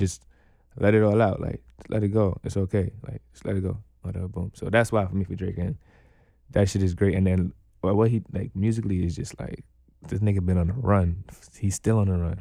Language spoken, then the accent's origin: English; Guyana; moved away; I was born in Guyana